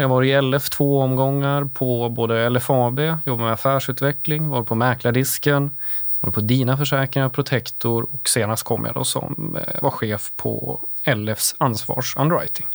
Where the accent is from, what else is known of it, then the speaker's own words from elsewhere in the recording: Åsele, Västerbotten County, Sweden; moved away; also born or lived in Umeå; Jag kommer från Åsele, Västerbottens inland, en liten kommun där. Ehm, därefter flyttade jag till Umeå